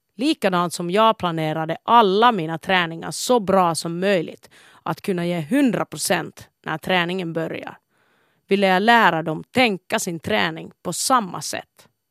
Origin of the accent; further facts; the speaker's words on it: Kuopio, North Savo, Finland; Kuopio, min födelsestad, har präglat min livsfilosofi